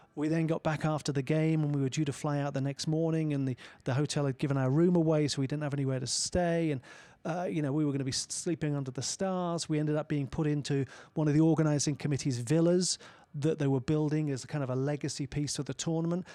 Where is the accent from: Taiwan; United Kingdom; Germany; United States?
United Kingdom; As a British citizen